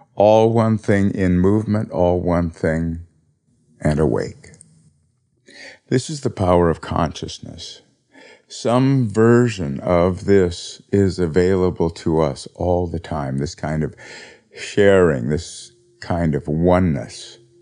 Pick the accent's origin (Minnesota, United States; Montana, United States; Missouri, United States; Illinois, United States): Montana, United States; moved away; I was from Montana